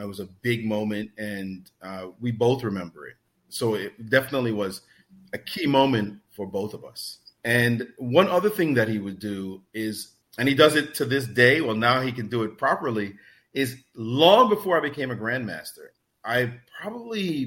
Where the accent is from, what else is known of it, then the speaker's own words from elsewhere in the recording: New York City, New York, United States; I didn't have a lot of money growing up in Brooklyn.